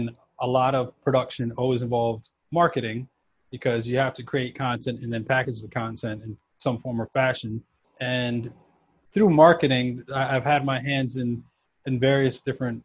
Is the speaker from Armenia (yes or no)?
no; New York City, New York, United States; moved away as an adult; also born or lived in South America / Houston, Texas; now in New Jersey, United States; I was kind of all over, mostly New York, a bit of back and forth to South America because that's where my family's from